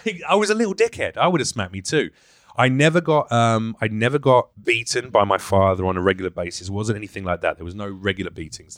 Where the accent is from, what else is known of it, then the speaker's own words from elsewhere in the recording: London, United Kingdom; accent: Mockney; moved away as an adult; also born or lived in New York, United States; now in Los Angeles, United States; I'm a Londoner